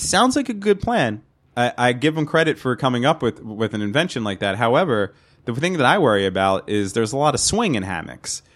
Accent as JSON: {"language": "English", "region": "New York area", "country": "United States", "said": "I'm from the New York area"}